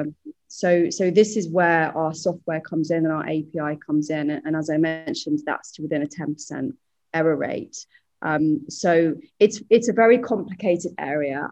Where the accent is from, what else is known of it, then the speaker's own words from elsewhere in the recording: United Kingdom; now in Singapore; I'm British, but I'm living over in Singapore